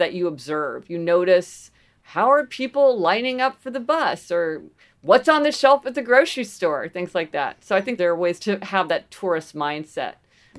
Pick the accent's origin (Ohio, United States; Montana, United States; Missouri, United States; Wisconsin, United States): Missouri, United States; Kansas City; also born or lived in New Haven; So I grew up in Kansas City, Missouri, which is sort of, you know, Midwestern city, and spent a lot of time in New Haven for many years.